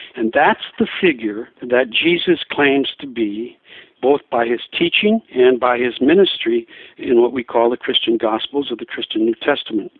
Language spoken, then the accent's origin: English; Diocese of La Crosse, Wisconsin, United States; moved away as an adult; also born or lived in Seattle; I'm from the Diocese of La Crosse